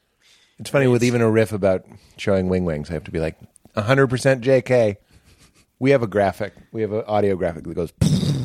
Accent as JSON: {"language": "English", "town": "Boston", "region": "Massachusetts", "country": "United States", "said": "Well, I'm from Boston."}